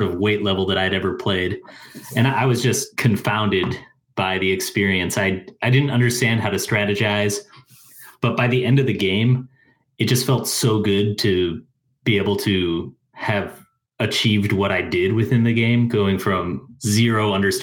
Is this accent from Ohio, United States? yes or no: no; Omaha, Nebraska, United States; also born or lived in China; I was raised in Omaha, Nebraska